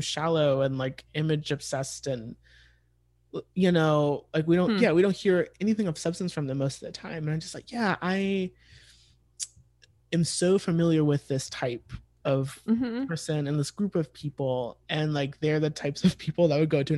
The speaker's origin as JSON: {"language": "English", "country": "United States", "said": "as like an American"}